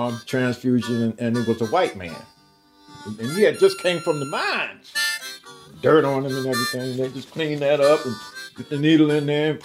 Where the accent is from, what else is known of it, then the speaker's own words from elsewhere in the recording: Sun, West Virginia, United States; I was raised in Sun, West Virginia, which is a coal mining camp about 3 miles outside of Mount Hope.